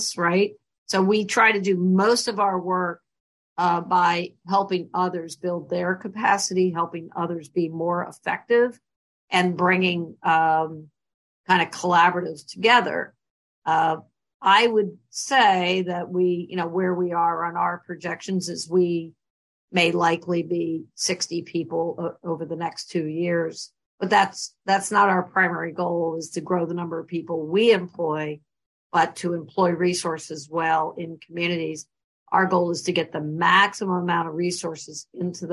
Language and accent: English; Raleigh, North Carolina, United States; moved away as an adult; also born or lived in Brooklyn, New York / Paris, France; now in Baltimore, United States; I was raised mainly in Raleigh, North Carolina